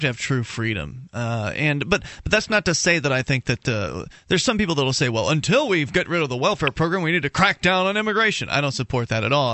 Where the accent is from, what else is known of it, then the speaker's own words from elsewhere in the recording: Florida, United States; now in New Hampshire, United States; I'm in New Hampshire, but I'm from Florida